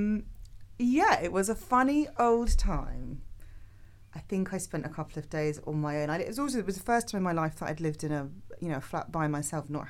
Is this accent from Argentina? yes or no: no; Yorkshire and the Humber, United Kingdom; also born or lived in Los Angeles; now in London, United Kingdom; I'm from Yorkshire, so I'm not from London